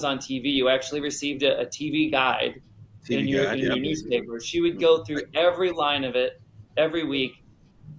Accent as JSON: {"language": "English", "region": "Rhode Island", "country": "United States", "tie": "born or raised there", "said": "Didn't have a lot of magicians that I knew at that time in growing up in Rhode Island, or even magic shops."}